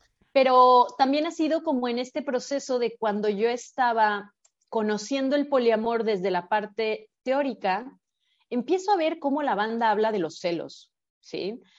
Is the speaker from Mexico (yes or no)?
yes; Guadalajara, Jalisco, Mexico; now in Bacalar, Mexico; yo ya tenía vínculos en Guadalajara, que es de donde soy originalmente